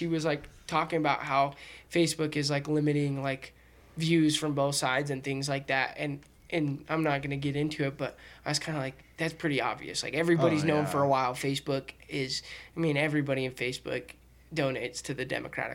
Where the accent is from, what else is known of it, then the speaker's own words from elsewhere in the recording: United States; We're all American